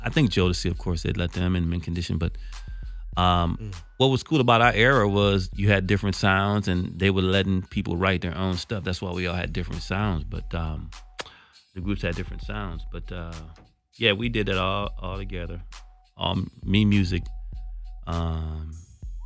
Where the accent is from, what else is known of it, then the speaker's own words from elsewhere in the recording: California, United States; I'm like from California